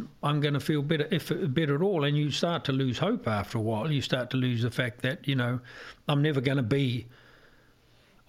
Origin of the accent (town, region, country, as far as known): Ireland; also born or lived in New Zealand